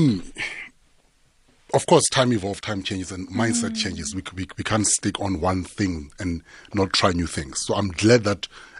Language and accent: English; South Africa; first language Tsonga; English is a second language